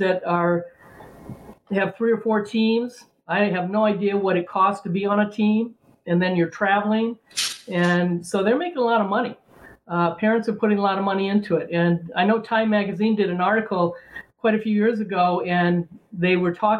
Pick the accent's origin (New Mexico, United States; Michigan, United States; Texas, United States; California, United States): California, United States; Southern; also born or lived in San Diego / Chicago; Growing up in Southern California